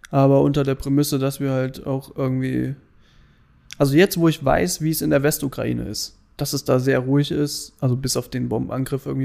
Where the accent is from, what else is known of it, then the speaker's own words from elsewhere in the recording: Germany; Und wir so, na, wir sind Deutsche.